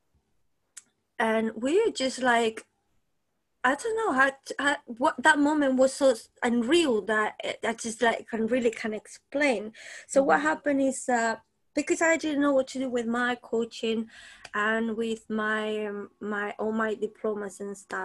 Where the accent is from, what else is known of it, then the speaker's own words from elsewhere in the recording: Spain; moved away as an adult; also born or lived in New Zealand; now in London, United Kingdom; I'm from Spain originally. I came to London 21 years ago, very young.